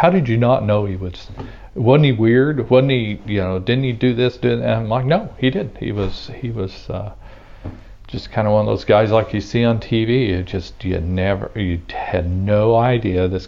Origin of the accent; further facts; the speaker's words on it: Ava, United States; I grew up in Ava